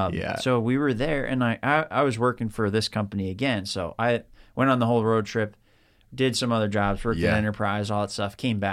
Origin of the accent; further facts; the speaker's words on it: Long Island, New York, United States; And I'm from Long Island, New York originally.